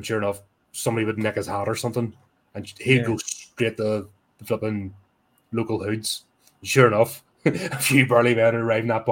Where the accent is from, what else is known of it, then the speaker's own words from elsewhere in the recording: Belfast, Northern Ireland, United Kingdom; I'm from East Belfast, so that's my whole stomping ground.